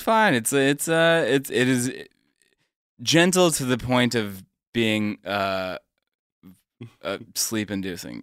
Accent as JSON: {"language": "English", "town": "Stone Mountain", "region": "Georgia", "country": "United States", "tie": "born or raised there", "also_born_or_lived": "Atlanta", "said": "grew up in the suburbs, grew up in Stone Mountain"}